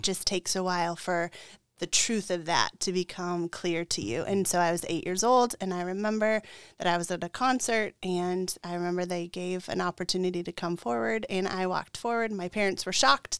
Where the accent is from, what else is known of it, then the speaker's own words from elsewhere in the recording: Tucson, Arizona, United States; moved away; I grew up in Tucson, Arizona